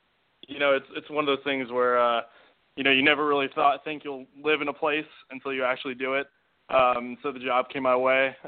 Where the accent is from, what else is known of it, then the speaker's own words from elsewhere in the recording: San Bruno, California, United States; moved away as an adult; also born or lived in Eugene, Oregon / Dallas, Texas; now in Ames, United States; I'm originally from San Francisco, a suburb right outside of it called San Bruno.